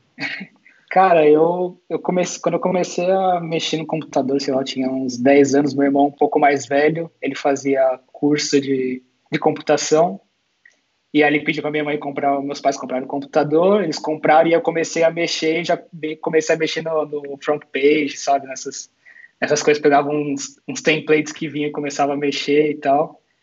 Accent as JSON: {"language": "Portuguese", "town": "Santo André", "region": "São Paulo", "country": "Brazil", "also_born_or_lived": "Madrid, Spain", "moved": "as an adult", "lives_now": "Barcelona, Spain", "said": "eu sou de São Paulo, de Santo André"}